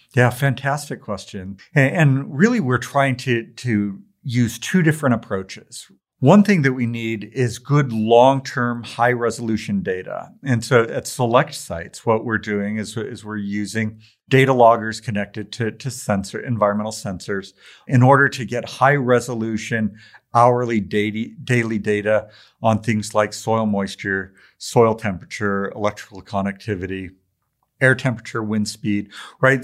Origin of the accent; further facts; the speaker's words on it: Tacoma, Washington, United States; I grew up in Tacoma, Washington.